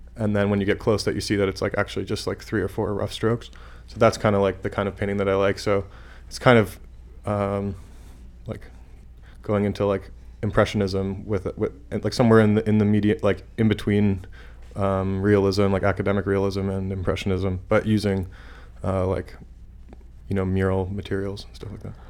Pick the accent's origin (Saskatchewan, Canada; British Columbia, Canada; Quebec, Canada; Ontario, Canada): Saskatchewan, Canada; moved away; I'm from Saskatchewan